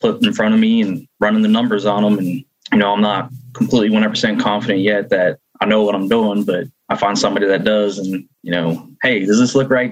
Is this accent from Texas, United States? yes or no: no; Cincinnati, Ohio, United States; moved away as an adult; now in Tulsa, United States; I'm originally from Cincinnati, Ohio. I live in Tulsa, Oklahoma now.